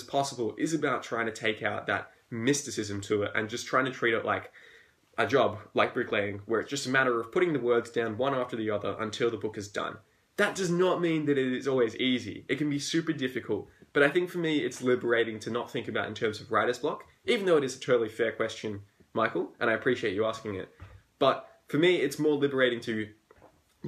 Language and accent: English; Australia; accent: Australian; I'm Australian, as you can tell by my accent